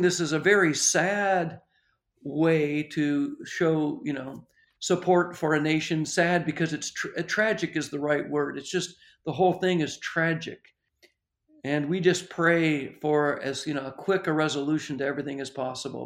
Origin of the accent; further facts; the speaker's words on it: Ontario, Canada; I, I grew up in the Churches of Christ, and a little church in Ontario